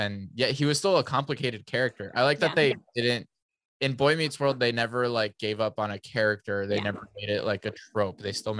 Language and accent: English; San Diego, California, United States; born there; No, I was born in San Diego. Yeah.